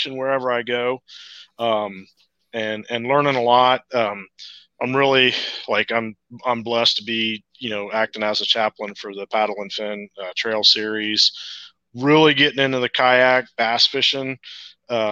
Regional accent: Central Ohio, United States; from Central Ohio. You know, I grew up in Ohio. I've lived here all my life

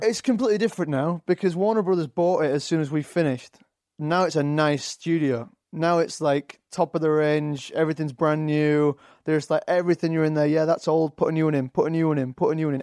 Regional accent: Leeds, Yorkshire and the Humber, United Kingdom; accent: Yorkshire; also born or lived in London; now in Los Angeles, United States; I've got a Yorkshire accent, Leeds, uh, up in the north

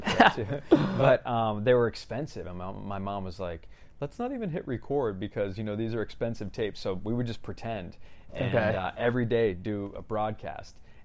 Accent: Lighthouse Point, Florida, United States; now in California, United States; I'm from South Florida. Grew up there, born and raised in a town called Lighthouse Point.

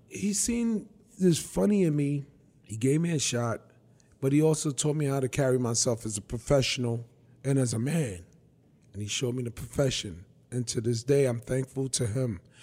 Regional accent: New York City, New York, United States; also born or lived in Bronx, New York; I was born and raised in Brooklyn. Tompkins Projects, nineteen sixty-eight. I grew up the first nine years of my life in Coney Island, Marlboro Projects. And then at thirteen, I went to live with my dad in the Bronx.

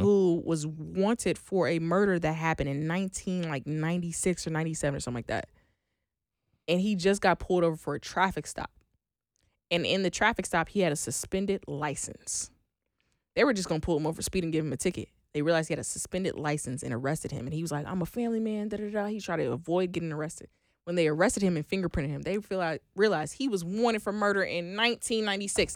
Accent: Oklahoma, United States; I am from Oklahoma

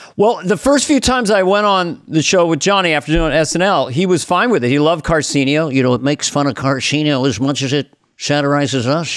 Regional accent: Missoula, Montana, United States; Missoula, Montana

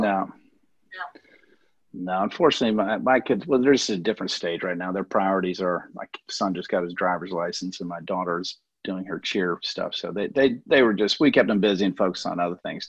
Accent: Memphis, Tennessee, United States; also born or lived in Canada; now in Sarasota, United States; I grew up in Memphis, Tennessee

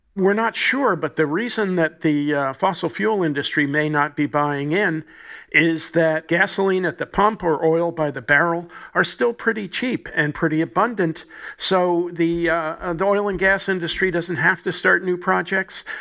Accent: New Jersey, United States; my home state, my native state, New Jersey, Elizabeth, New Jersey

